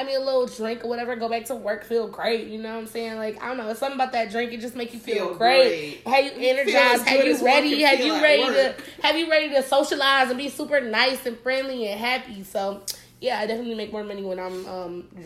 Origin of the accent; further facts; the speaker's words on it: Detroit, Michigan, United States; also born or lived in Bronx, New York; now in Palm Beach, United States; I'm originally from Detroit.